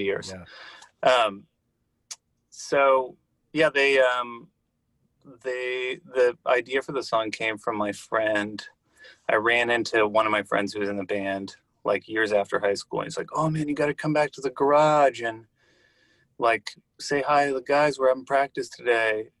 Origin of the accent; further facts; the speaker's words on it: Santa Monica, California, United States; I grew up in Santa Monica, California.